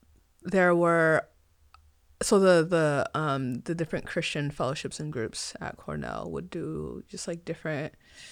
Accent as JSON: {"language": "English", "country": "Nigeria", "tie": "born there", "said": "So I mentioned I was born in Nigeria, so ethnically Nigerian"}